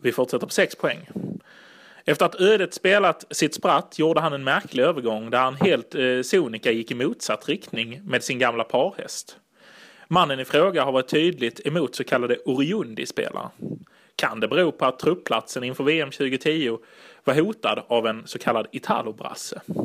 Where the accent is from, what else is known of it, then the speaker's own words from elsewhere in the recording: Italy; jag är ju italienare